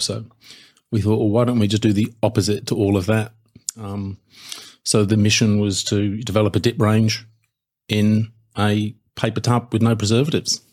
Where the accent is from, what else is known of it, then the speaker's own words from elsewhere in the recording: United Kingdom; now in Australia; being British